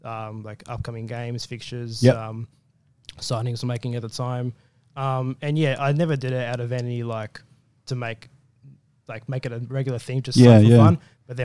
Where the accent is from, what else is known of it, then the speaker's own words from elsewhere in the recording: Sydney, New South Wales, Australia; I was born and raised in Western Sydney.